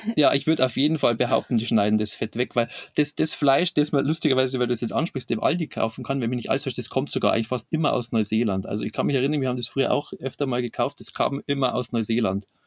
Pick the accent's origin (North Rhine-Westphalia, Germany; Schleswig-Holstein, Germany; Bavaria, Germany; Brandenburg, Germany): Bavaria, Germany; Lower; accent: Bavarian; ich bin, bin aus Niederbayern